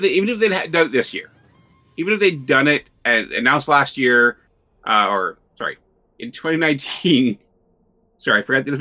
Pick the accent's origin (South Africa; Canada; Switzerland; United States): Canada; I'm Canadian